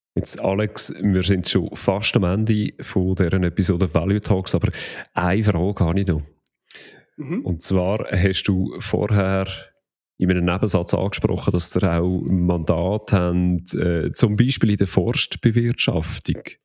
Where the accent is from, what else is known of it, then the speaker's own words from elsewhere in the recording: Switzerland; als Schweizer